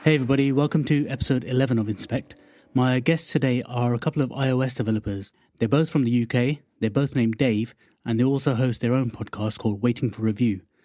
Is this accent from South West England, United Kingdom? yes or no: no; Wokingham, South East England, United Kingdom; I'm from Workingham, which is just sort of west of London.